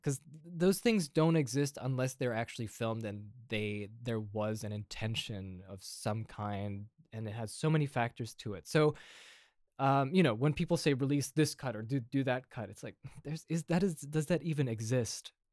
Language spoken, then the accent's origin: English; Indiana, United States; moved away as an adult; also born or lived in Austria; now in Europe; I'm here happily living in Europe, uh, even though my accent is not European whatsoever. Uh, but, you know, I'm from Indiana